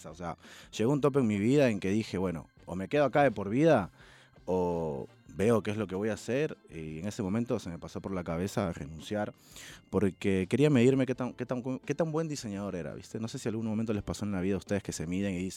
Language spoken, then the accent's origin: Spanish; Peru; now in Buenos Aires, Argentina; Cuando me vine de Perú a Buenos Aires dejé muchas zapatillas. Eh, en Perú. Y nada, me vine acá y comencé de nuevo toda la colección.